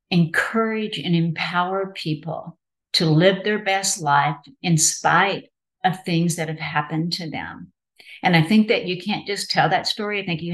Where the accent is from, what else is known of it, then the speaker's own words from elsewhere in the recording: Texas, United States; moved away as an adult; also born or lived in Maine; having recently moved back to my home state of Texas